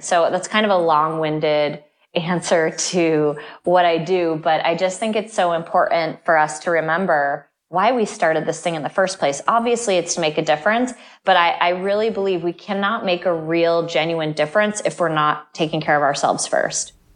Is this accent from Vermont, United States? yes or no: yes; Vermont, United States; moved away; I grew up in Vermont, which is a state that has snow sometimes up to nine